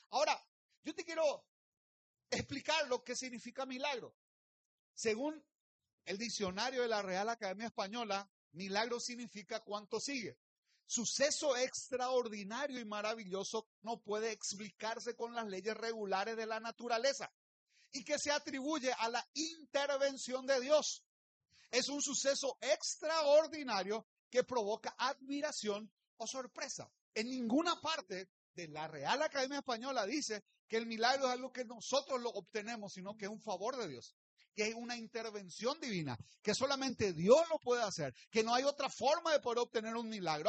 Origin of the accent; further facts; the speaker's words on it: Luque, Central, Paraguay; soy del Luque